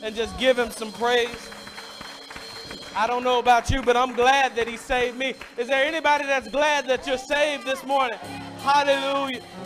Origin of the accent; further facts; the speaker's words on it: Mississippi, United States; I grew up in Mississippi, and I, I, grew up at a church